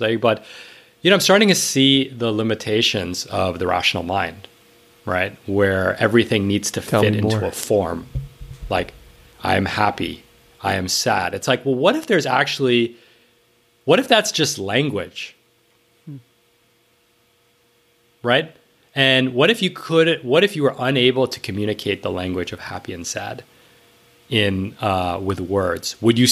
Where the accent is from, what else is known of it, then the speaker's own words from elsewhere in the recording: New York, United States; I grew up in New York, it was lower middle class